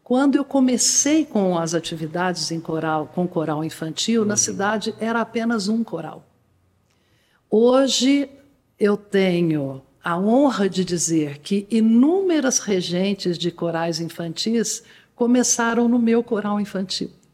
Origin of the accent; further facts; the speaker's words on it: Guaxupé, Minas Gerais, Brazil; also born or lived in Poços de Caldas; Nós morávamos em Guaxupé, passei minha infância em Guaxupé